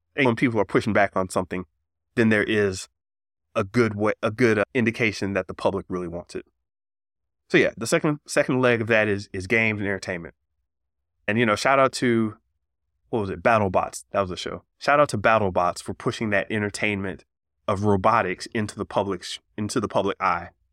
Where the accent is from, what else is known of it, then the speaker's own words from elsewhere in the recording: Florida, United States; I'm from Florida